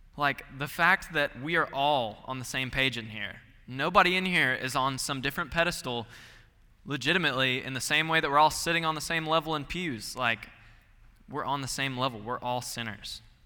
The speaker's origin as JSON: {"language": "English", "town": "Gainesville", "region": "Georgia", "country": "United States", "moved": "as an adult", "said": "I'm from Gainesville, Georgia, forty-five minutes northeast of Atlanta"}